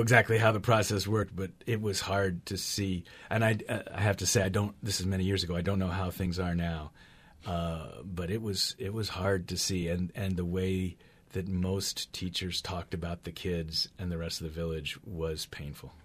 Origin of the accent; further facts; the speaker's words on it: Berkeley, California, United States; I'm from Berkeley